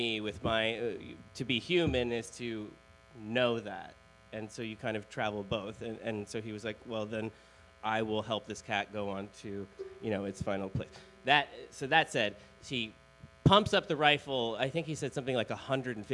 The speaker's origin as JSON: {"language": "English", "town": "Baltimore", "region": "Maryland", "country": "United States", "said": "I'm from Baltimore"}